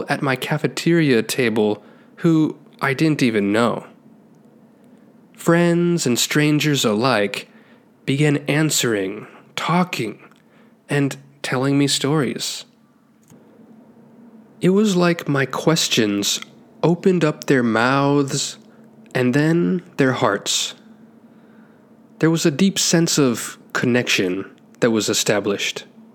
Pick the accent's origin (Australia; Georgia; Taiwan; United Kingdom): Taiwan; Growing up in Taiwan